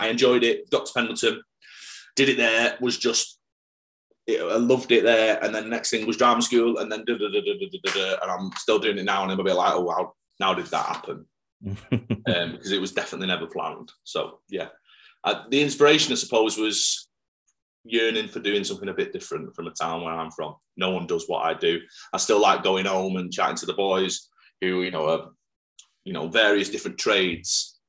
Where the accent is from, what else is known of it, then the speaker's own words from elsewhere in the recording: Salford, North West England, United Kingdom; I'm from Salford.